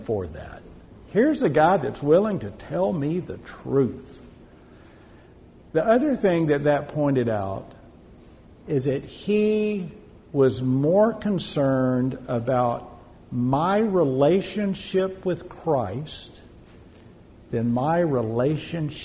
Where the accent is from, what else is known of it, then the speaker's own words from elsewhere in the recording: Odessa, Texas, United States; I'm originally from Odessa. I lived in any oil field town in Texas